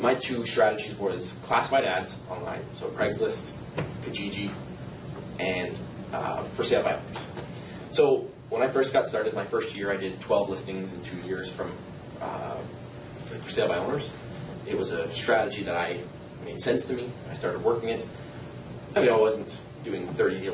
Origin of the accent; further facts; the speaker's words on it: Niagara, Ontario, Canada; moved away as an adult; also born or lived in Lindsay, Ontario; I grew up in Niagara, and I packed up my bags